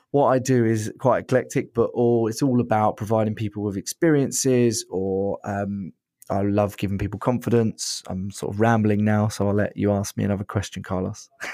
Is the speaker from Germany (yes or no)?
no; Brighton, South East England, United Kingdom; I'm from Brighton